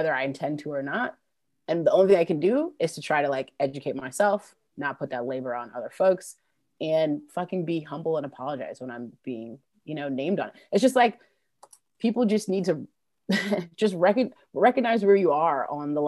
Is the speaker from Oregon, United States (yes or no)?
no; New York, United States; now in Durham, United States; I grew up in New York, and I will tell you, the racism is ever present.